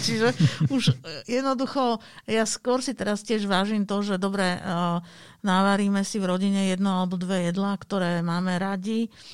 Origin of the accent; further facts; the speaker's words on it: Bratislava, Bratislava Region, Slovakia; ja pochádzam z Bratislavy